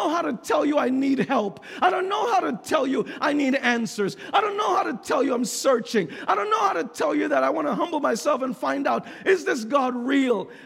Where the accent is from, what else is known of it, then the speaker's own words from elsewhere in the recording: New York City, New York, United States; moved away; I grew up in New York City